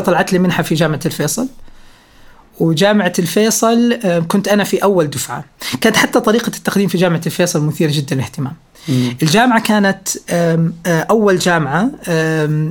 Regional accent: Riyadh, Riyadh Province, Saudi Arabia; انا ولدت في الرياض في 8 مارس 1990

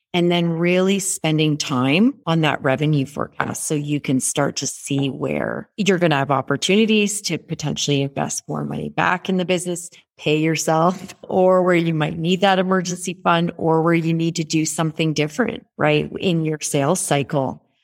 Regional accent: Canada; moved away as an adult; also born or lived in Toronto; now in Rwanda; I am Canadian. I have a house in Toronto that I spend about twenty percent of my time.

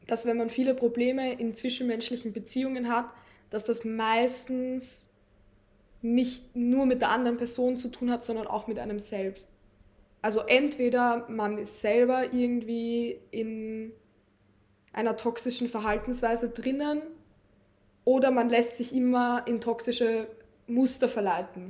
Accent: Lower Austria, Austria; moved away as an adult; now in Vienna, Austria; ich bin in Niederösterreich aufgewachsen, bin dann nach Wien gezogen 2020

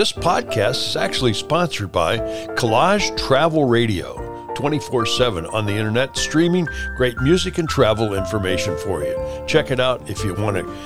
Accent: Chillicothe, Illinois, United States; moved away; my hometown of Chillicothe, Illinois

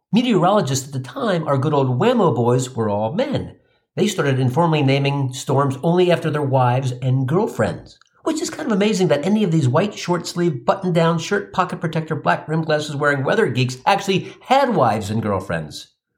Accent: Cincinnati, Ohio, United States; moved away; I grew up in the Natty, and I got family living in Dayton

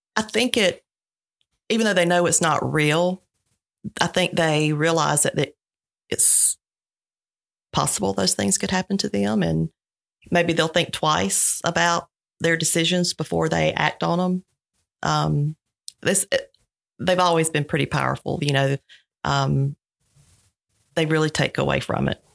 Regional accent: Sylvester, Georgia, United States; I grew up in Sylvester, uh, youngest of three kids, single parent home

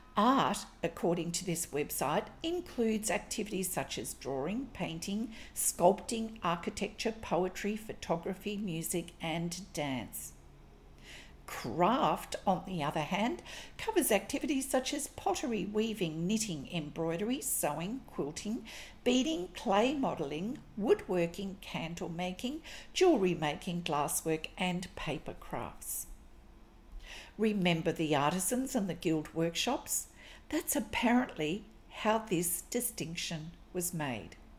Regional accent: Australia; I'm an Australian textile artist

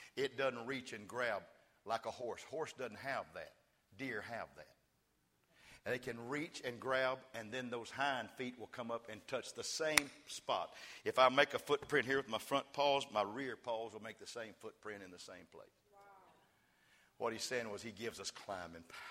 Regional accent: West Texas, United States; I'm from West Texas

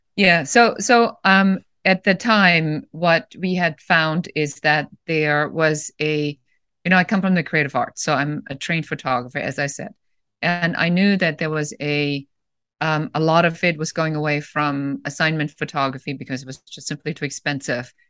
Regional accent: Germany; moved away as an adult; also born or lived in Los Angeles, United States; now in United States; I'm originally from Germany

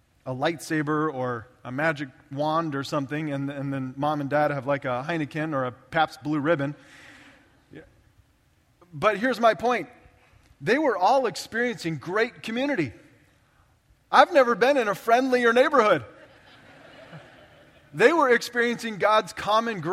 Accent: Orange County, California, United States; I grew up in Orange County, California, just south of Los Angeles, the OC

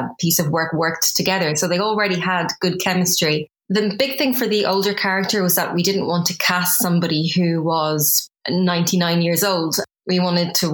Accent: Ireland; moved away as an adult; now in London, United Kingdom; I'm originally from Ireland. So I moved from Ireland to the UK 14 years ago.

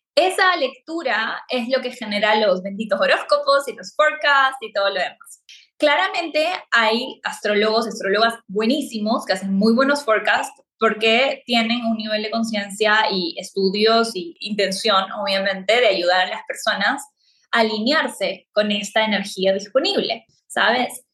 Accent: Peru; moved away as an adult; now in Playa del Carmen, Mexico; Soy de Perú y vivo en Playa del Carmen

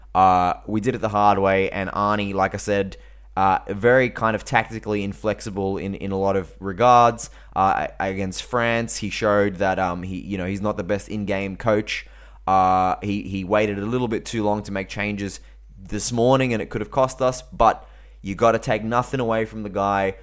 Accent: Australia

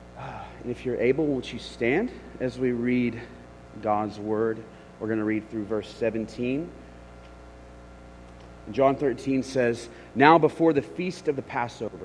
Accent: Memphis, Tennessee, United States; Memphis, which is my hometown

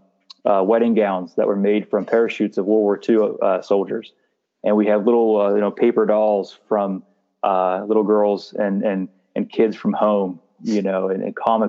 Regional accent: Lewistown, United States; I grew up in Lewistown.

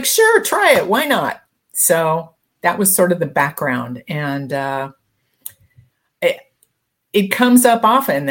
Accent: Denver, Colorado, United States; moved away as an adult; also born or lived in Santa Barbara / Newport Beach; I grew up in Denver

